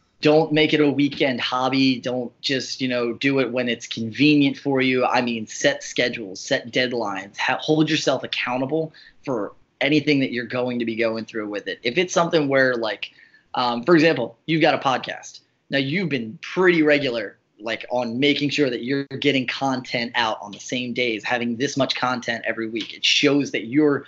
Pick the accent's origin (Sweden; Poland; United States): United States; New Jersey; we're from South Jersey